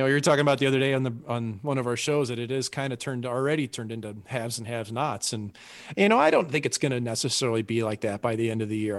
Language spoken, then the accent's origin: English; St. Louis, Missouri, United States; us Yanks like me from St. Louis